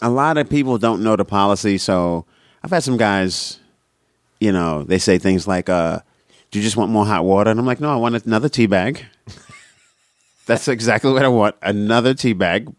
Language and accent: English; New York City, New York, United States; moved away; also born or lived in Boston; I'm from Brooklyn, Brooklyn